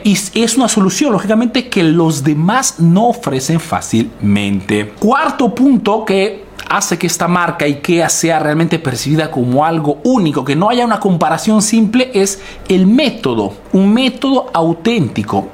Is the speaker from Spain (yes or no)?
no; Peru; now in Italy; soy un emprendedor peruano que vive hace negocios en Italia, en Europa principalmente